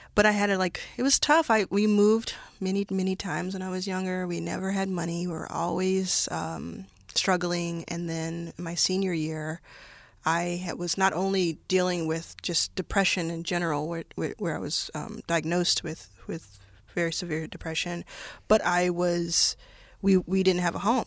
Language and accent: English; Dallas, Texas, United States; also born or lived in Jackson, Mississippi; I grew up, grew up in Dallas, Texas